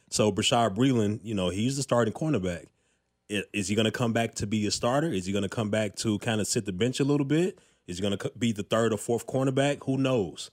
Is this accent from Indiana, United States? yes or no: no; Chicago, Illinois, United States; moved away as an adult; also born or lived in Fargo, North Dakota / New Jersey / Colorado / Houston; now in Kansas City, United States; I grew up in Chicago